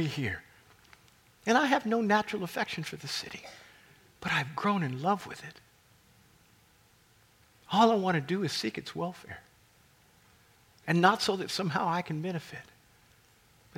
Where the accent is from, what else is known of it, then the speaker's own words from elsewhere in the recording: Kansas, United States; moved away as an adult; now in Washington, United States; I wasn't born in Washington. I was born in Kansas. God called me here in 1982 to help establish this church